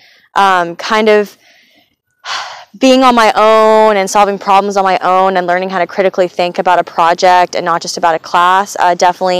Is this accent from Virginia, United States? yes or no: no; Johnson City, Tennessee, United States; moved away; I'm from Johnson City, Tennessee. I grew up there.